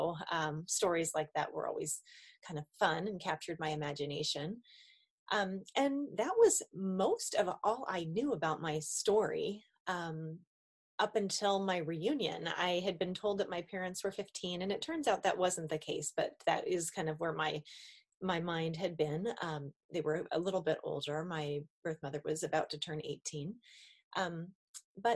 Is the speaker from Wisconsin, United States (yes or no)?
no; Billings, Montana, United States; I was born in Billings, Montana